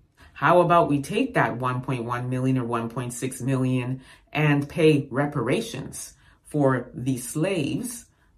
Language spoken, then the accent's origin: English; Ghana; I'm a Ghanaian, proud of that name.